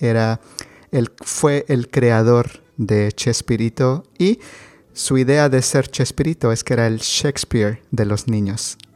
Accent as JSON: {"language": "Spanish", "country": "Mexico", "said": "en México tenemos juguetes artesanales"}